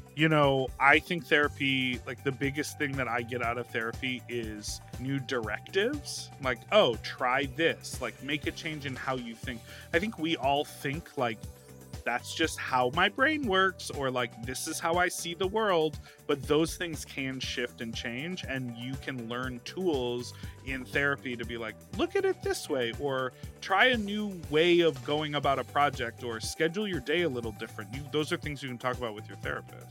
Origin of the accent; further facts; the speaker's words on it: Chicago, Illinois, United States; that's the area code I grew up in in Chicago